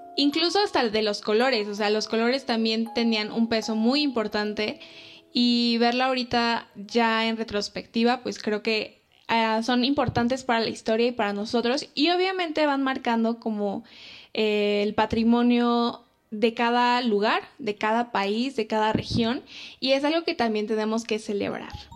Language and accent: Spanish; Mexico; nosotros como mexicanos